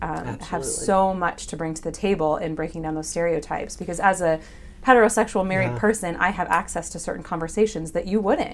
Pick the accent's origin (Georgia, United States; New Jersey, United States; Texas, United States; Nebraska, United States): Nebraska, United States; moved away; also born or lived in Connecticut; even though I'm from Nebraska and he's from Mississippi